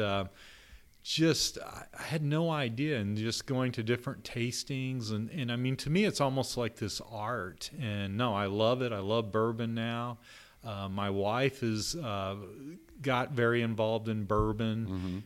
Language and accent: English; Texas, United States; now in Louisville, United States; down in Austin, Texas, uh, my home state